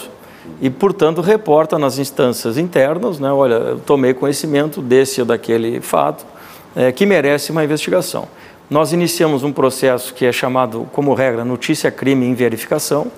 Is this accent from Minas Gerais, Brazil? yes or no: no; Pelotas, Rio Grande do Sul, Brazil; moved away; also born or lived in Manaus; sou natural da cidade de Pelotas